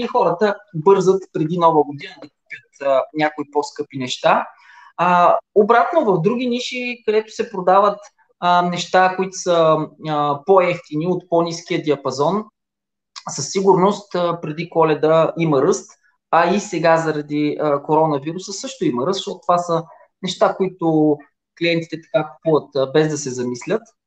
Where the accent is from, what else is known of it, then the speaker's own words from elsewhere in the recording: Silistra, Silistra Province, Bulgaria; На 48 години съм от Силистра